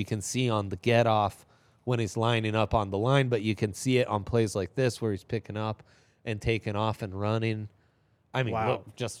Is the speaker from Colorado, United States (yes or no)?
yes; Boulder, Colorado, United States; born there; I was born in Boulder Community Hospital in 1987.